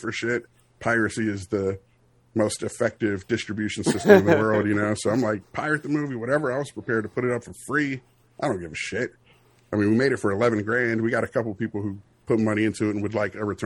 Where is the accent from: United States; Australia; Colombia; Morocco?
United States; Oxon Hill, Maryland; we grew up in Oxon Hill. We're like the only white kids in our neighborhood